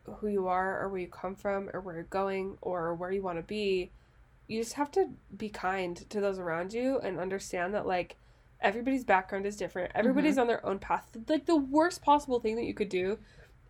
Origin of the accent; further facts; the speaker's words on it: Utah, United States; we're from Utah